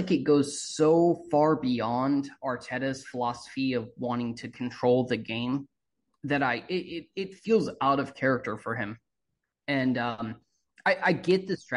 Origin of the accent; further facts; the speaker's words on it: United States; I'm American.